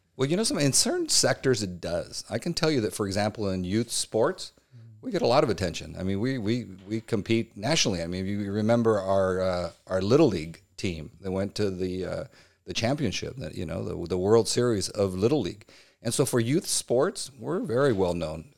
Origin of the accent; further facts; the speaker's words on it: Chula Vista, California, United States; also born or lived in Chico, California; I am a lifelong Chula Vista. I grew up in the Castle Park area from birth.